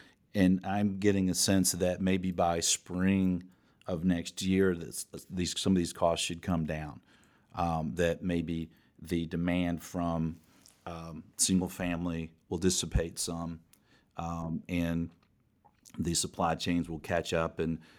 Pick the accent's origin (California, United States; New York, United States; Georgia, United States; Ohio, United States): Georgia, United States; I grew up in Morningside, and my first apartment was in Virginia Highlands, and it's right in that Midtown area.